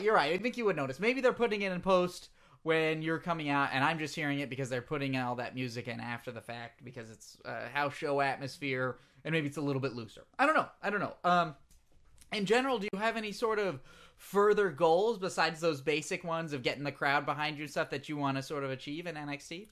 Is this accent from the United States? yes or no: no; England, United Kingdom; accent: English; my English accent